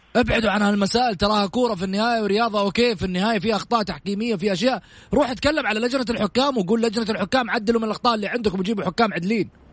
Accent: Saudi Arabia; اسهمنا كسعوديين

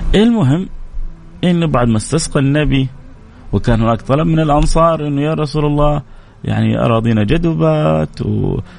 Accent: Jeddah, Makkah Province, Saudi Arabia; عندنا في الغربيه خصوصا في جده

